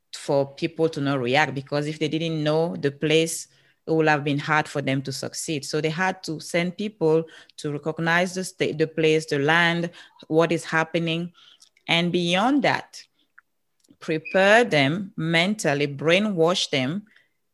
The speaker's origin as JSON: {"language": "English", "country": "Cameroon", "second_language": "English", "moved": "as an adult", "lives_now": "United States", "said": "I'm from Africa."}